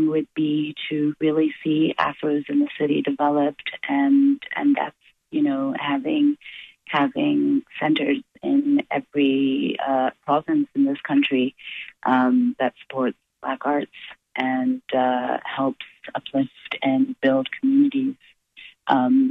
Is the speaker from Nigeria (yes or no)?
yes; Benue, Nigeria; also born or lived in England; now in Canada; and that's in Benue State. And I'm from the Tiv tribe.